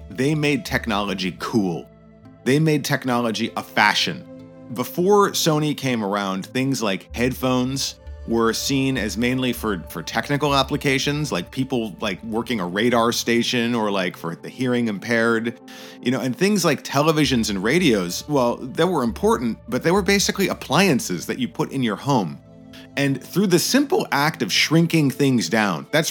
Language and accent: English; United States; moved away as an adult; now in Japan; I am American born and raised. I moved to Japan in 2003